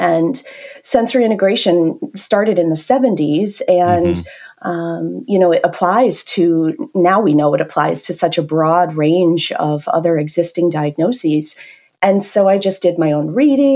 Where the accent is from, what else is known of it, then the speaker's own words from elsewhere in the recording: Canada; accent: Canadian; moved away as an adult; now in United States; I'm originally from Canada